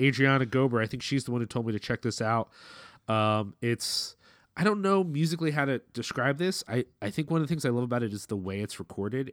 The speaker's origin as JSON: {"language": "English", "town": "Philadelphia", "region": "Pennsylvania", "country": "United States", "said": "we're from Philly"}